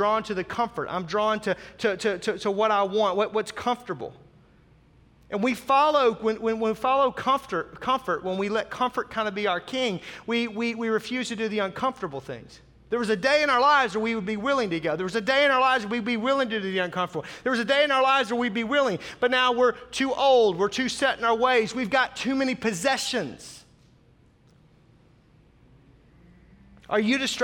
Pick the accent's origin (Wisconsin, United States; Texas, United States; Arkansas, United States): Arkansas, United States; Northwest; also born or lived in Tulsa, Oklahoma; now in Germantown, United States; I grew up in Northwest Arkansas